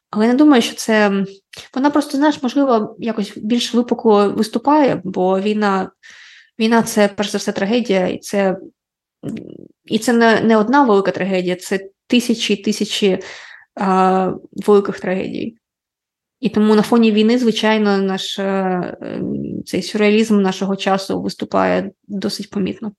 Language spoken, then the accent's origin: Ukrainian; Ukraine; first language Russian; Ukrainian is a second language